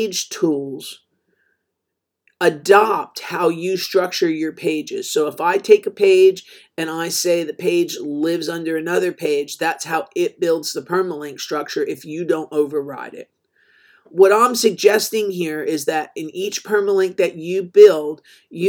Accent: New Jersey, United States; I grew up in New Jersey

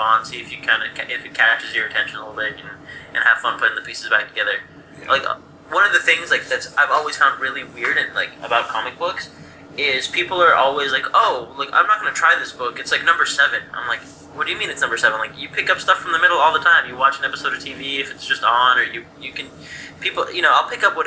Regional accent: Santa Monica, California, United States; I'm actually from Santa Monica

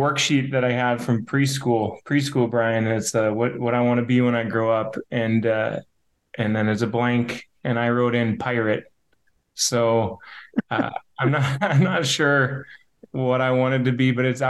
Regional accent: Hazen, North Dakota, United States; now in Bismarck, United States; I grew up in Hazen, North Dakota

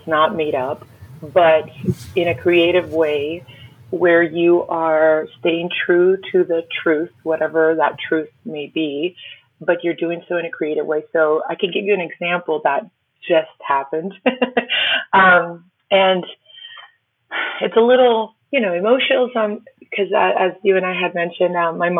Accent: Miami, Florida, United States; first language Spanish; English is a second language; My parents are Cuban immigrants, and I didn't know English until I was probably close to like 10, 11, 12, fully. And we lived in Miami

